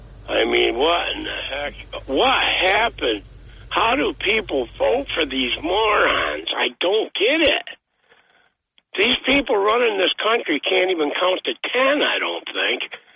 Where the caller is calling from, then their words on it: Boston, Massachusetts, United States; from Boston.